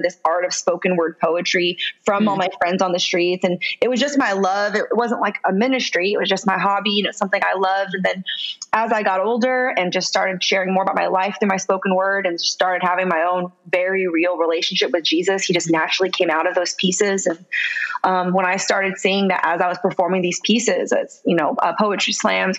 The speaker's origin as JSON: {"language": "English", "town": "San Francisco", "region": "California", "country": "United States", "tie": "born or raised there", "said": "I'm originally from San Francisco, California. I grew up in the hood, like the hood"}